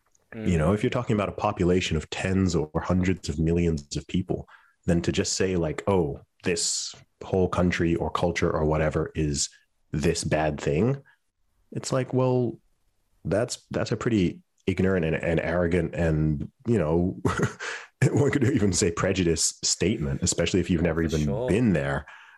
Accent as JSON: {"language": "English", "country": "Saudi Arabia", "tie": "born or raised there", "also_born_or_lived": "Luton, United Kingdom", "said": "You know, I grew up in Saudi Arabia. I lived in Saudi Arabia for 20 years."}